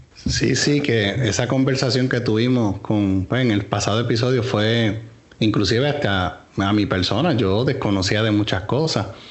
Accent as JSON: {"language": "Spanish", "country": "Puerto Rico", "said": "como puertorriqueños"}